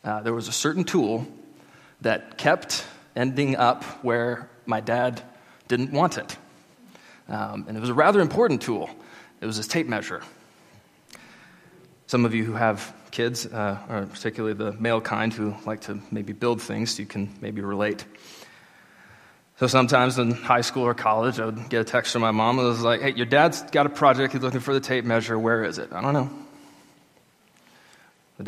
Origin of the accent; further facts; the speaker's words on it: Jacksboro, Amarillo, Texas, United States; now in Olney, United States; In January of 2007, we moved from Jacksboro to Amarillo